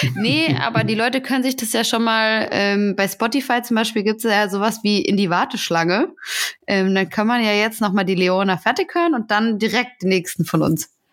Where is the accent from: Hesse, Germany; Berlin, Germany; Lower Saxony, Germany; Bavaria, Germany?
Hesse, Germany; ich komme ja aus Hessen und da, hat, da guckt man auf jeden Fall den hessischen Rundfunk